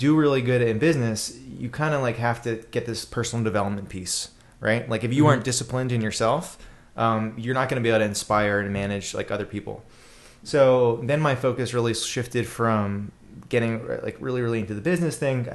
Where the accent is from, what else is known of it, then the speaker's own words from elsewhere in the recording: Boca Raton, Florida, United States; also born or lived in Gainesville, Florida / Washington, D.C.; I'm from South Florida, Boca Raton, where we just had the presidential debate, or Del Boca Vista, which was where Seinfeld sent his parents, right? Which is probably a good description of Boca Raton. Grew up there